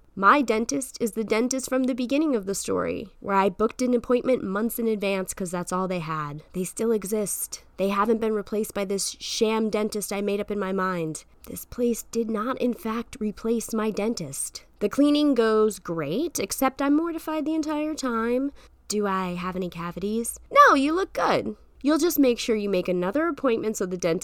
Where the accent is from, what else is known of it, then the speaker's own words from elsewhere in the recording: United States; I'm American